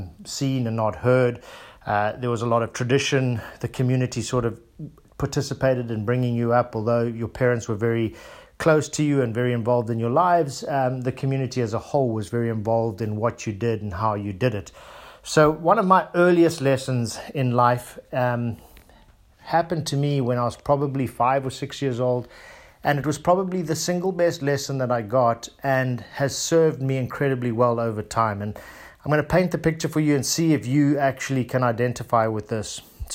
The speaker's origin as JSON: {"language": "English", "country": "South Africa", "tie": "born or raised there", "also_born_or_lived": "Zimbabwe", "said": "As I mentioned to you guys, I grew up in South Africa, or Southern Africa, first in Zimbabwe and then in South Africa."}